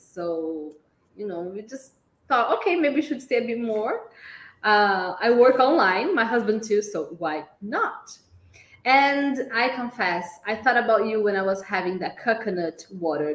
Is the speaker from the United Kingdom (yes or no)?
no; Brazil; first language Portuguese; English is a second language; We are both Brazilians